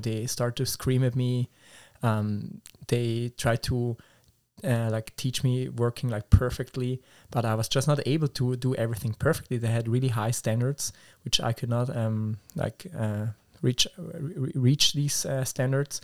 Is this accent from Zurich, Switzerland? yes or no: no; Schaffhausen, Switzerland; English is a second language; I'm from Switzerland, and the specific area is called Schaffhausen